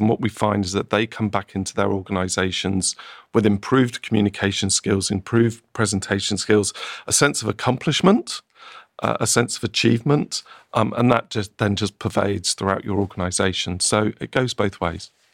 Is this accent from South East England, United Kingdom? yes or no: yes; Oxford, South East England, United Kingdom; moved away; I grew up around Oxford, lived around there, worked in Oxford